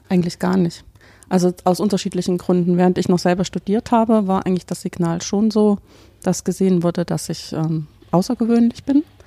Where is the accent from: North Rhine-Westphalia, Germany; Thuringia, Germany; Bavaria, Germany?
Thuringia, Germany; Weimar; moved away as an adult; also born or lived in Dresden / Paderborn / Bonn / Hannover; now in Karlsruhe, Germany; Also ich stamme ursprünglich aus Weimar, habe in Dresden studiert